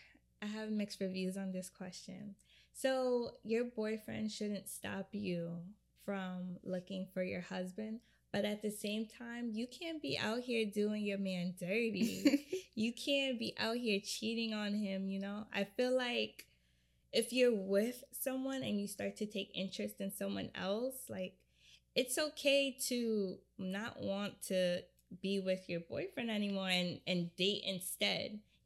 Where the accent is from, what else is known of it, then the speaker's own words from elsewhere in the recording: Jamaica; So, I'm Jamaican.